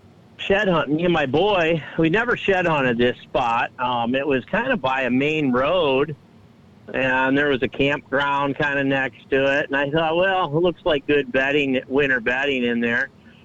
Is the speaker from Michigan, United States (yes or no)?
yes; Michigan, United States; now in Iowa, United States; from Iowa. Originally come from Michigan 12 years ago, and decided to take up Iowa as my home residence and love it here ever since I came out.